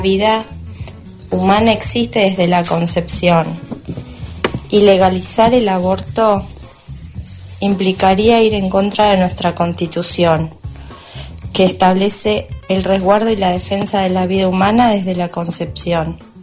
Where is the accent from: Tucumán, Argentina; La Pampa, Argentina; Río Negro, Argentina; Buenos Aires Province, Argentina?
Buenos Aires Province, Argentina; Darregueira; Soy de Darregueira